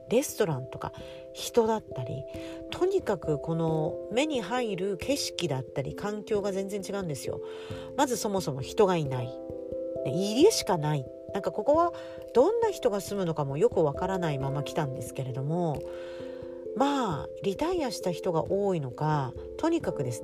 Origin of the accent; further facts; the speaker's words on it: Tokyo, Japan; moved away as an adult; also born or lived in Okinawa; now in Australia; 日本で言ったら私は東京出身でほぼあの日本に住んでいた時は日本東京で住んでた東京とかに住んでたんですけど